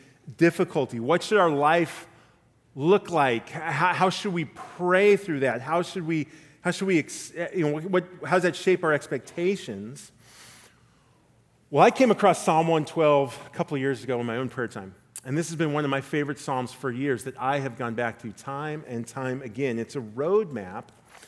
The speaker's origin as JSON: {"language": "English", "town": "La Mirada", "region": "California", "country": "United States", "tie": "born or raised there", "said": "When I was in fourth grade, I rode my bike to the La Mirada Public Library in Southern California, where I'm from"}